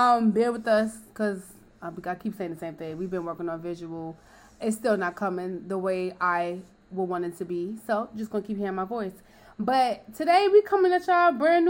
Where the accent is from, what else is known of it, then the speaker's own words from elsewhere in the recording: New York, United States; I'm from New York